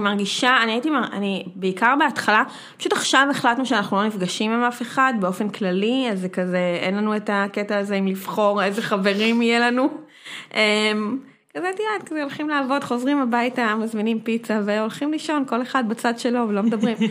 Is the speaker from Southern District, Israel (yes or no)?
no; Herzliya, Tel Aviv District, Israel; גדלתי בהרצליה